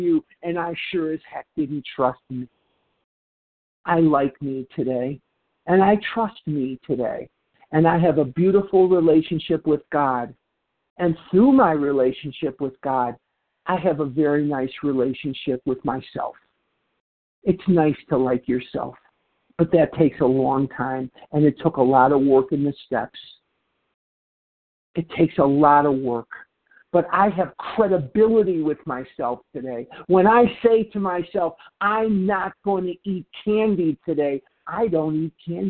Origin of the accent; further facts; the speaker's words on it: Chicago, Illinois, United States; now in Phoenix, United States; I'm born and raised in Chicago, Illinois.